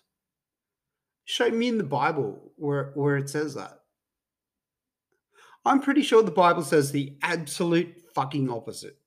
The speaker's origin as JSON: {"language": "English", "region": "Queensland", "country": "Australia", "said": "Being a Queenslander"}